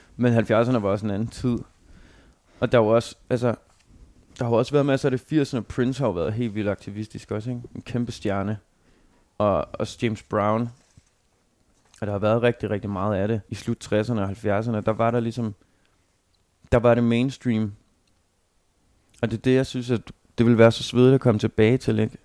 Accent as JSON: {"language": "Danish", "country": "Denmark", "said": "som, som dansker"}